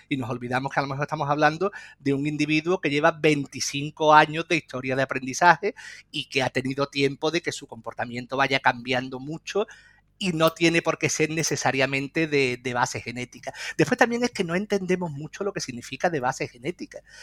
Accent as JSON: {"language": "Spanish", "town": "Lebrija", "region": "Andalusia", "country": "Spain", "said": "yo soy de Lebrija, de un pueblo de la provincia de Sevilla"}